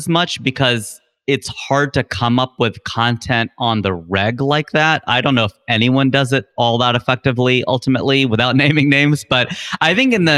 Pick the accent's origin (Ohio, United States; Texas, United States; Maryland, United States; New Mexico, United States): Ohio, United States; Cincinnati; moved away as an adult; now in California, United States; I was born and raised in Cincinnati, Ohio, Cincinnati kid through and through